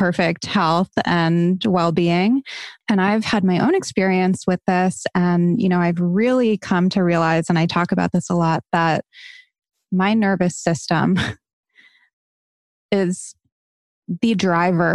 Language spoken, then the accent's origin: English; Barrington, Rhode Island, United States; I'm from Barrington. I went to Moses Brown High School.